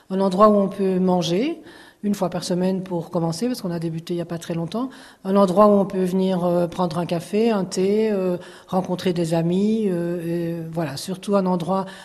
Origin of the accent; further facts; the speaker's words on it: Brussels, Belgium; accent: Brussels; now in France; Mon petit accent vient de Bruxelles.